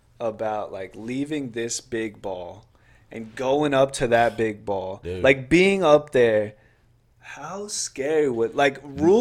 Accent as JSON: {"language": "English", "region": "North Carolina", "country": "United States", "said": "We're from North Carolina."}